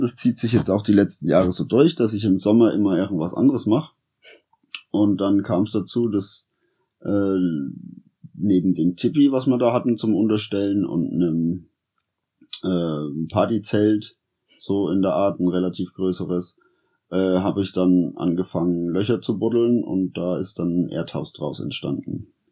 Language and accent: German; Sonneberg region, Thuringia, Germany; also born or lived in Berlin; Ich bin hier in der Region aufgewachsen. Ich wohne in der Straße hier